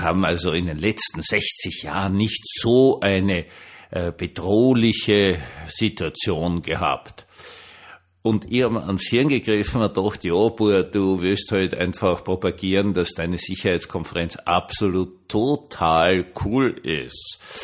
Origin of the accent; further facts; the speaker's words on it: Austria; Für mich so als Österreicher